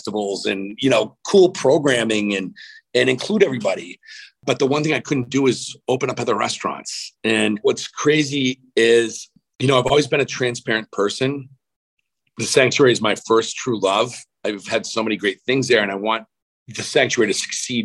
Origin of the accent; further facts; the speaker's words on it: Massachusetts, United States; moved away as an adult; now in Phoenix, United States; I'm a New Englander. I grew up in Massachusetts, right in between the Cape and Boston.